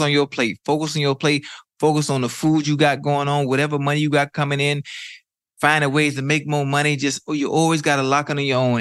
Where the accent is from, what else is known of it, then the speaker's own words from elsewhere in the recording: Miami, Florida, United States; I'm from Miami. I'm from Liberty City